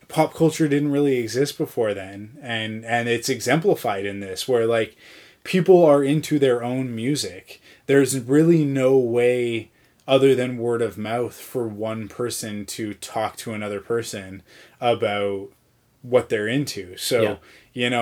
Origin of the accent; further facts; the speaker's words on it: Canada; I am Canadian